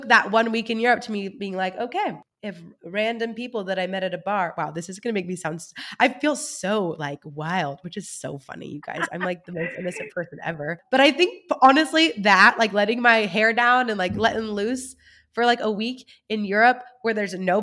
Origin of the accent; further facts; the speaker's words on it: California, United States; moved away as an adult; also born or lived in Germany / Kentucky; I did not move back home to California